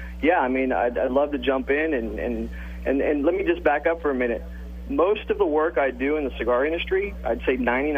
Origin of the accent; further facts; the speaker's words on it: Miami, Florida, United States; I'm actually in Miami, Florida. That's where I'm from. My parents are Cuban, but grew up in the United States.